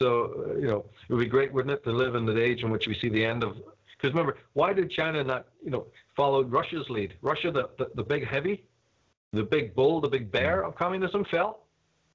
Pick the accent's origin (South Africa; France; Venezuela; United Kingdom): United Kingdom; Belfast, Northern Ireland; I'm from Belfast